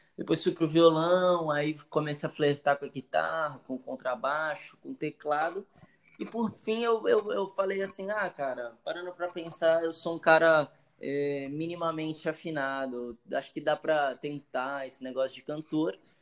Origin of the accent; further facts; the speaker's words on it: Santos, São Paulo, Brazil; Eu sou daqui do Marapé. Nasci aqui.